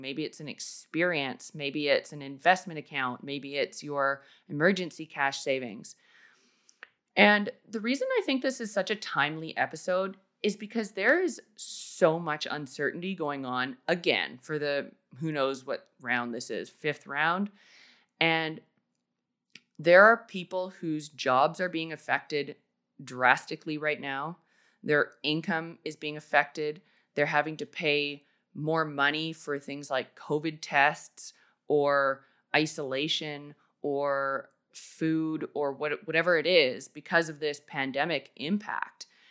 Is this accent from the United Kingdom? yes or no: no; Canada; moved away as an adult; also born or lived in Australia; I basically had to pack up an entire house and life worth of stuff in four days and move back to Canada